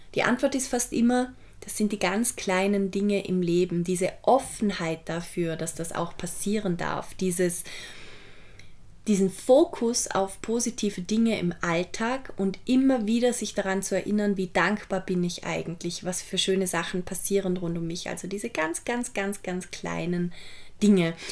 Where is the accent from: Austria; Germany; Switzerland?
Austria; Vorarlberg; ich komme ja aus Vorarlberg